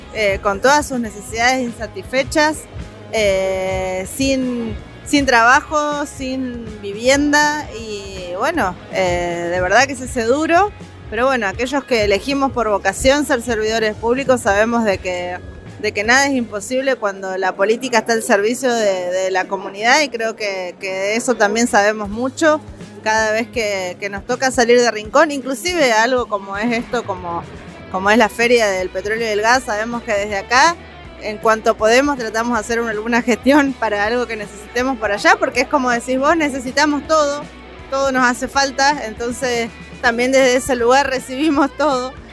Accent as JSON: {"language": "Spanish", "region": "Neuquén", "country": "Argentina", "tie": "born or raised there", "said": "soy una neuquina nacida y criada en mi provincia"}